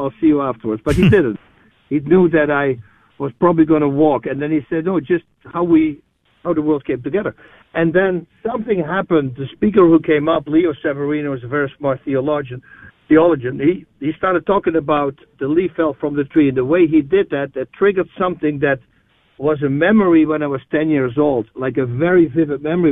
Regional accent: Netherlands; moved away as an adult; now in New Braunfels, United States; I'm, I'm originally from the Netherlands, Holland uh, I moved there in '97.

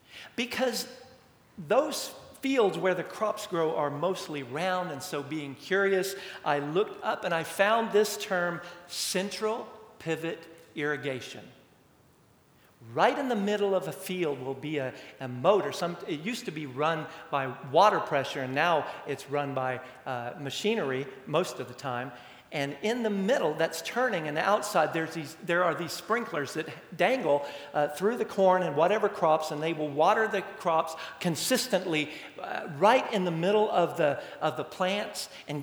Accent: Amarillo, Texas, United States; Growing up in Amarillo for a little while, a couple of times.

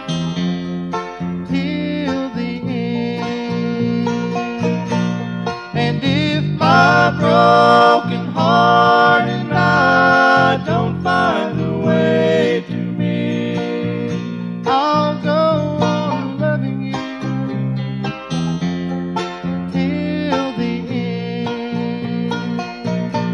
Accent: Tennessee, United States; accent: Tennessee; my Tennessee accent

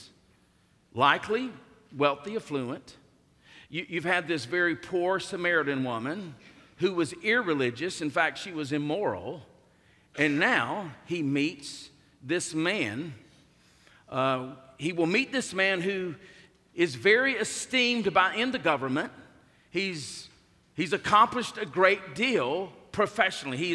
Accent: the South, United States; born or raised there

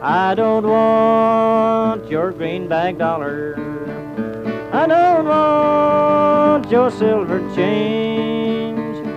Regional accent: Okemah, Oklahoma, United States; moved away; I was born there in July the 14th, 1912

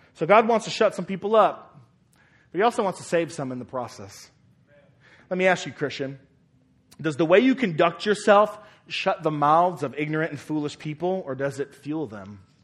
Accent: United States; citizens of America

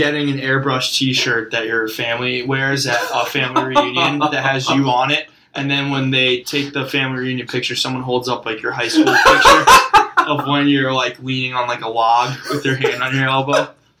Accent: Fairfield County, Connecticut, United States; also born or lived in Long Island; we're from Fairfield County.

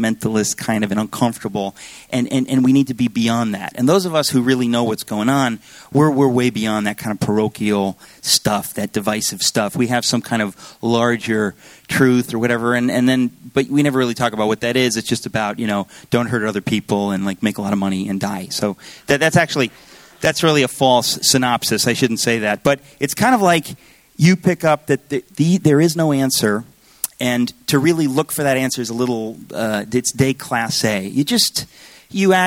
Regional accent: Danbury, Connecticut, United States; also born or lived in Astoria, Queens, New York; I was born in Astoria General Hospital. We have records, and we moved to Danbury, Connecticut. So I grew up in Danbury, Connecticut

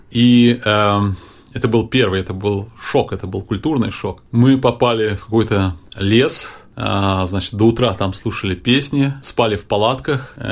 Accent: Moscow, Russia; Я, я была приличной, я же москвичка была.

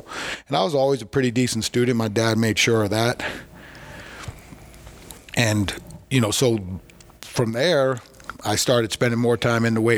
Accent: Long Island, New York, United States; We're from Long Island

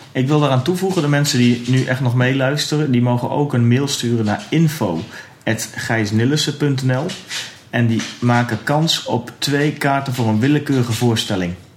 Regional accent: Twente, Overijssel, Netherlands; En ik kom dus uit Twente

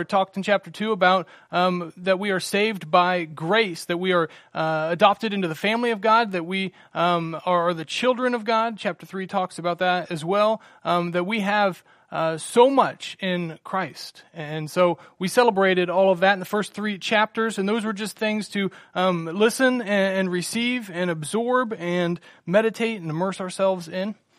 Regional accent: Salina, United States; also born or lived in Virginia; we got married here in Salina, moved to Virginia, and we were twenty-two hours from home

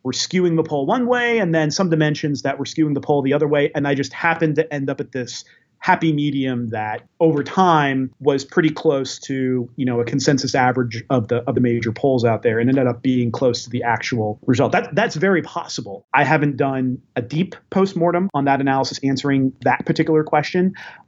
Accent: United States; But I'm an American who followed the election closely and I always vote.

